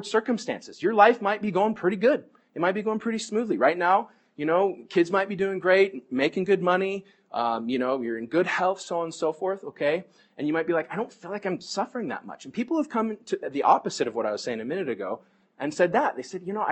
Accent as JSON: {"language": "English", "country": "United States", "said": "American Christians"}